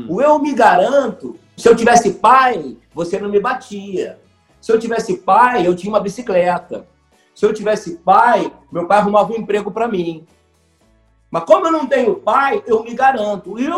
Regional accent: Rio de Janeiro, Brazil; Eu nasci na Abolição. Na Abolição é subúrbio do Rio de Janeiro, chamado subúrbio da Central.

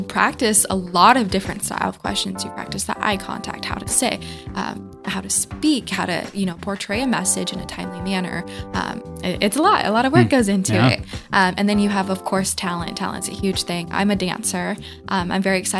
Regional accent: Battle Ground, Washington, United States; I'm a hometown girl. I grew up in Battleground. I'm from here. I love Clark County

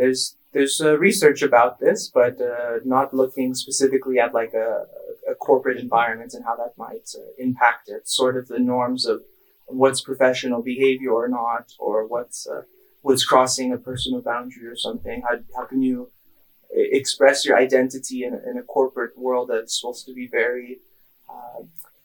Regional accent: near San Francisco, California, United States; moved away as an adult; I'm from California, from near San Francisco

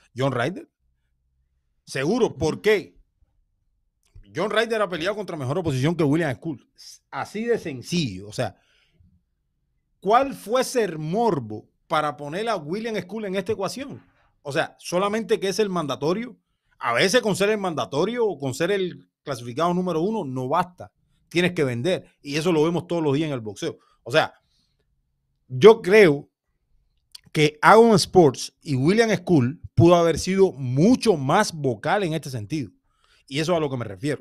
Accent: Cuba; yo como cubano

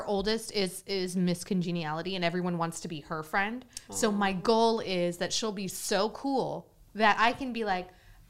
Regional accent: Oklahoma, United States; I grew up in the Bible Belt of Oklahoma, where college football is like religion.

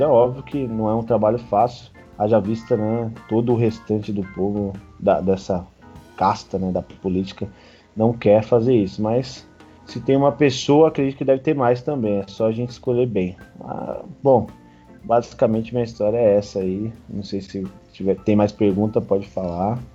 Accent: Guarulhos, São Paulo, Brazil; born or raised there

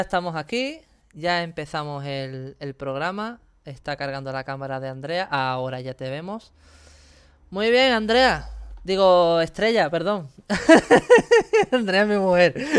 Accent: Andalusia, Spain; mi tierra es mi tierra y Andalucía

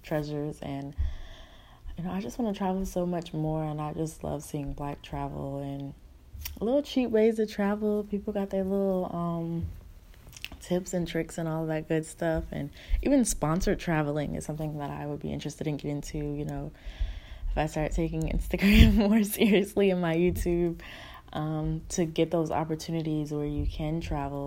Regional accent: Newark, New Jersey, United States; moved away as an adult; now in Alabama, United States; where I'm from Newark, New Jersey, born and raised

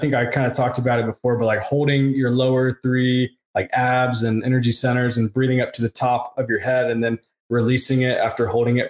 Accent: the South, United States; I grew up in the South and it's similar in the South.

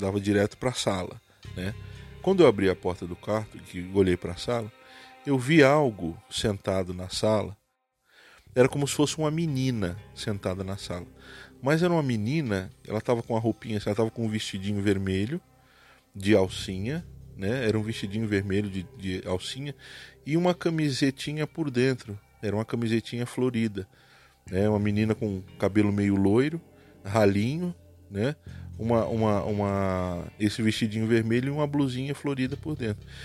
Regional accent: Santos, São Paulo, Brazil; now in Cascavel, Brazil; sou de Cascavel, no Paraná mas passei a minha vida, a minha infância, nasci e fui criado em Santos, litoral de São Paulo.

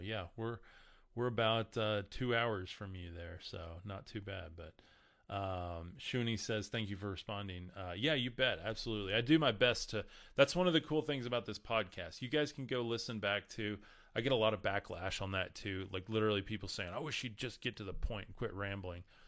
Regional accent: Amarillo, Texas, United States; I'm from Amarillo.

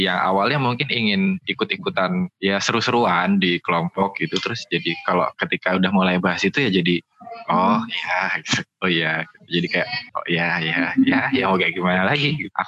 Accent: Java, Indonesia; Kalau teman-temanku tuh Jawa tapi kulitnya masih putih, aku Jawa hitam banget.

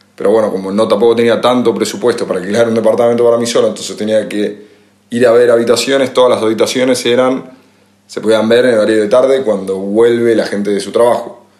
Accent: Argentina; moved away; por ser argentino

